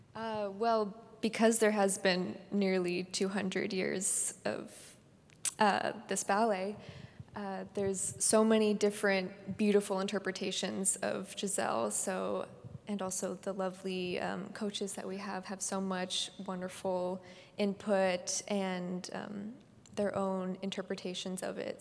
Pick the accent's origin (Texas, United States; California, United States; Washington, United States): California, United States; Palo Alto; I was born and raised in the Bay Area. I was born in Palo Alto.